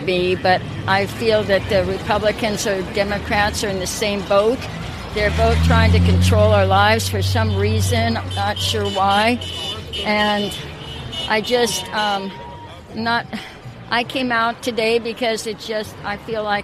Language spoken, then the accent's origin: English; Oakland, California, United States; I live in Oakland. I grew up in Oakland